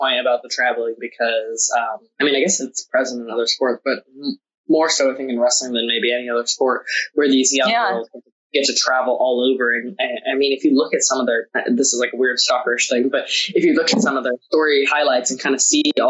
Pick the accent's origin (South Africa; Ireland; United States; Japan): Japan; Tokyo; we both kind of grew up abroad and traveling all over the place. And I grew up in Tokyo